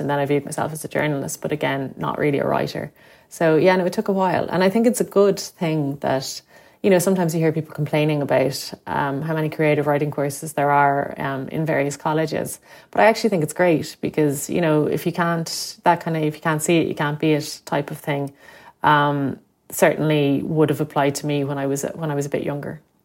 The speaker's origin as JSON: {"language": "English", "town": "Limerick", "region": "Munster", "country": "Ireland", "tie": "born or raised there", "moved": "as an adult", "said": "I'm from Limerick, and, uh, would have lived there for the first eighteen years of my life"}